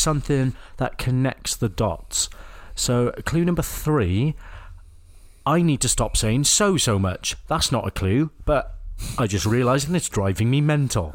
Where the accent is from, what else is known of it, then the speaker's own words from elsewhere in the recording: Wales, United Kingdom; accent: Welsh; I was born in Wales.